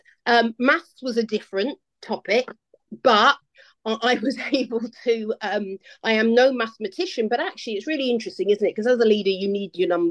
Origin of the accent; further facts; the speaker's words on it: London, United Kingdom; I grew up in London, so big city